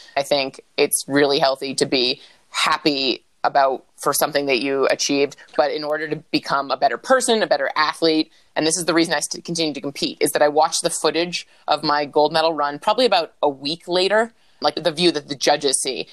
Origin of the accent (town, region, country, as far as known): Vermont, United States; born or raised there; also born or lived in New Hampshire